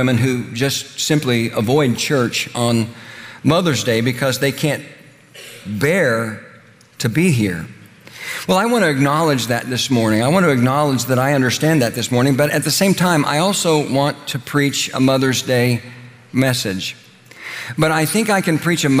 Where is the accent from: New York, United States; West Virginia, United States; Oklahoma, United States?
Oklahoma, United States; moved away; also born or lived in Indiana; The little church I grew up in Oklahoma